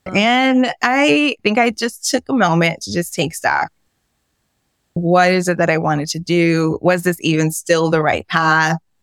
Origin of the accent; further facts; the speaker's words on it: New York City, New York, United States; We grew up on the Lower East Side of Manhattan.